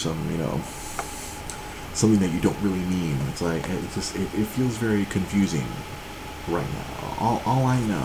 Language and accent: English; Monterey Park, California, United States; I grew up in Monterey Park, surrounded by a lot of my Asian brethren.